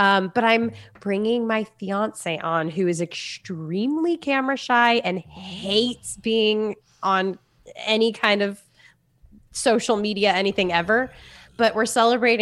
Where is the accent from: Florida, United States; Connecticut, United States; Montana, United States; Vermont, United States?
Florida, United States; I'm from Florida, so I wear jean shorts and flip flops every day.